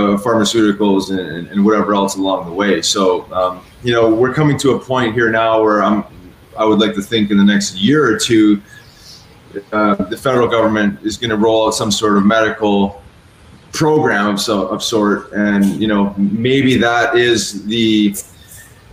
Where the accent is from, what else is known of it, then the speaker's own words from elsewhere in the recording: Canada; moved away as an adult; also born or lived in Philadelphia; When I moved out of Canada